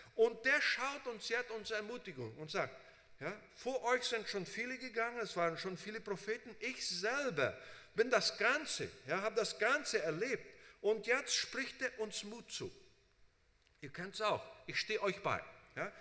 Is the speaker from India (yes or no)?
no; Brazil; moved away as an adult; also born or lived in United States; ich bin in Brasilien aufgewachsen